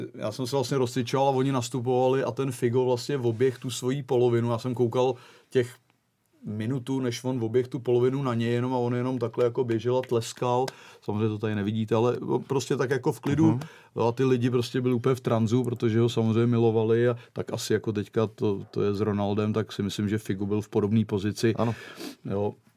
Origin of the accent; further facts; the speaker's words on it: Czechia; moved away as an adult; also born or lived in Portugal; nevyzrálej 24-letý floutek jako z Čech